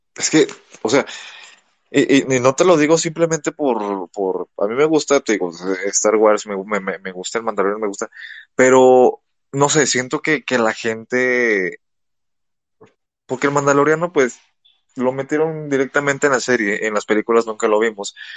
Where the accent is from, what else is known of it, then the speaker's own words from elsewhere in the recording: Mexico; como mexicanos